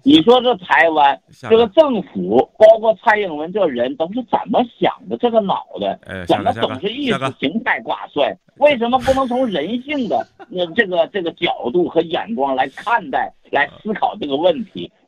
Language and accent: Chinese; China; 那我大陆人凭什么把你看作是同胞？